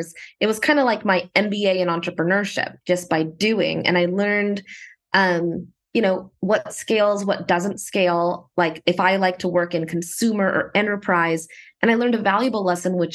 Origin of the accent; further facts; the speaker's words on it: Dallas, Texas, United States; moved away as an adult; also born or lived in San Francisco Bay Area, California; I was born and raised in Dallas, Texas